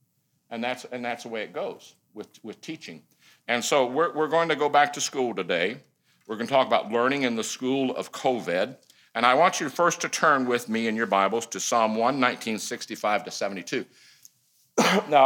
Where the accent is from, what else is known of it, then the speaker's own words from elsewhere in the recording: Michigan, United States; moved away as an adult; also born or lived in Missouri / Fort Worth, Texas / Taiwan / Hong Kong; now in Lancaster, United States; I grew up in Michigan, went to school in Missouri, married a Texan.